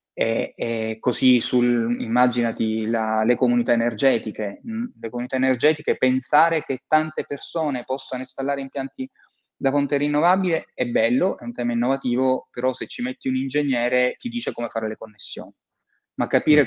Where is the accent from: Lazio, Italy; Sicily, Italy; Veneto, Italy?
Sicily, Italy; Palermo; io sono palermitano e ho, mi sono laureato nel 93, quindi un anno dopo le stragi, Mm. Eh, mm. Ho vissuto quel periodo a Palermo